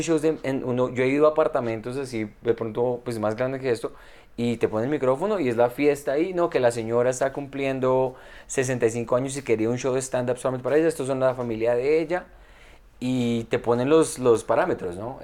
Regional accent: Colombia; yo soy colombiano

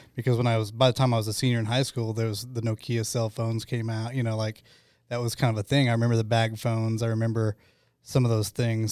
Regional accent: Choctaw, Oklahoma, United States; I grew up in Choctaw

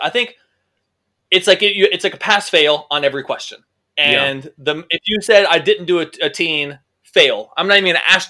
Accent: Charlotte, North Carolina, United States; So we're from North Carolina, and my wife's family is from South Carolina.

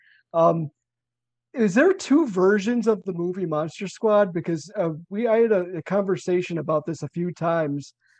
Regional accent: Chicago, Illinois, United States; I'm from Chicago

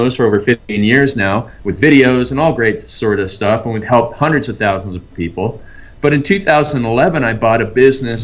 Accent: Canada; moved away; I grew up in Canada

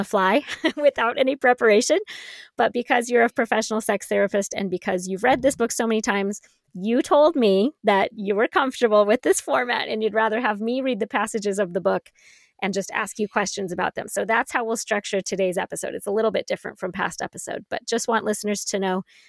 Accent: San Francisco Bay Area, California, United States; the San Francisco Bay Area, my hometown

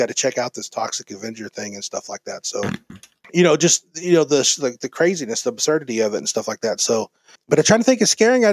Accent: Mesquite, Texas, United States; I grew up in Mesquite, Texas

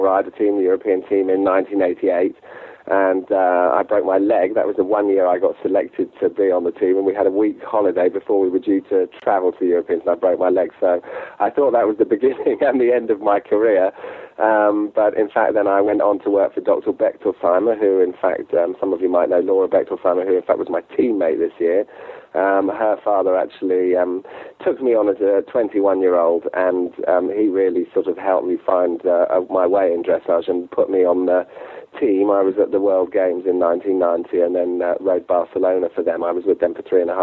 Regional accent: Sark, Guernsey; now in Gloucestershire, United Kingdom; I'm actually from the Channel Islands, a very small island called Sark, which actually has no cars on it, just 600 people live there, so I was brought up there, and moved to England about 25 years ago

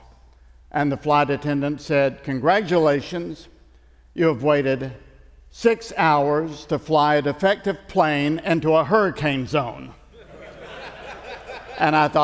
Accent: East Tennessee, United States; I'm from Tennessee. I grew up in the mountains of East Tennessee

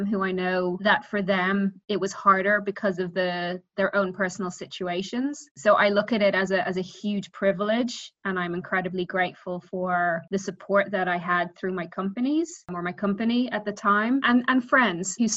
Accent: Dublin, Leinster, Ireland; moved away as an adult; also born or lived in Puerto Rico; now in New York City, United States; I'm originally from Dublin, Ireland, and I have been living in the United

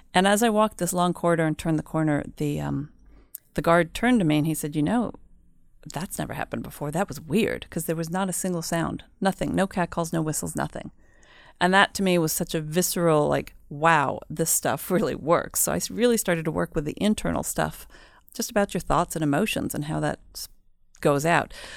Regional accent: United States; moved away as an adult; also born or lived in Mexico; now in Sweden; I am half Swedish. but I grew up in the States, so that's why my Swedish is not always a hundred percent

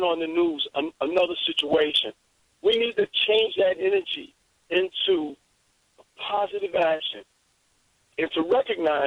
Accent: New York City, New York, United States; I'm a kid from Harlem

